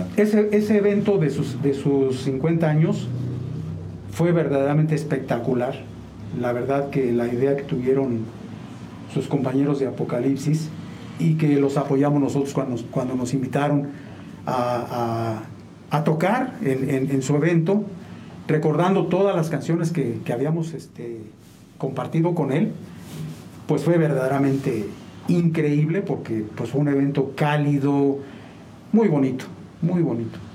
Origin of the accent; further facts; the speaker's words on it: San Juan del Río, Querétaro, Mexico; also born or lived in Mexico City; soy de San Juan del Río